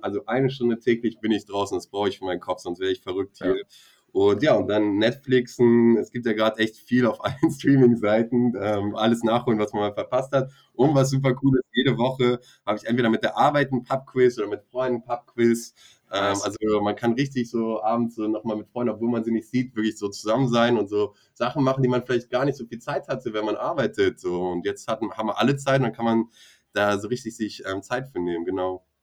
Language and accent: German; Bremen, Germany; moved away as an adult; also born or lived in Costa Rica / Mexico; meine Jugend oder meine Kindheit hier in Bremen, ähm, ja, Bremen, Deutschland ähm, gemacht habe, Abitur und alles